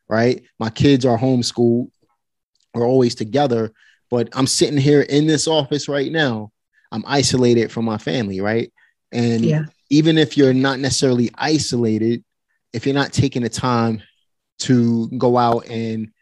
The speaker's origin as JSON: {"language": "English", "town": "New York City", "region": "New York", "country": "United States", "tie": "born or raised there", "said": "I grew up in Red Hook Projects"}